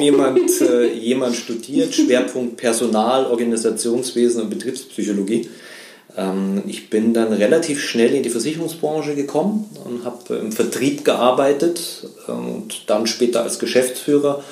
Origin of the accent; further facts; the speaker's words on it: Munich, Bavaria, Germany; also born or lived in Vienna; now in Chiemgau, Germany; ich äh, bin in München groß geworden